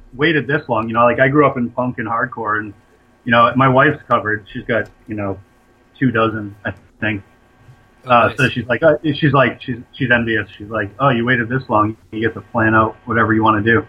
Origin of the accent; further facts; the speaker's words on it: Boston, Massachusetts, United States; I grew up in the Boston punk and hardcore scene in the late 90s.